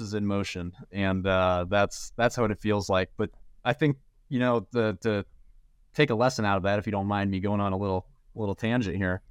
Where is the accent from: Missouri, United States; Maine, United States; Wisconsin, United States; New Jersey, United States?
Missouri, United States; St. Louis; I'm from Saint Louis, grew, born and raised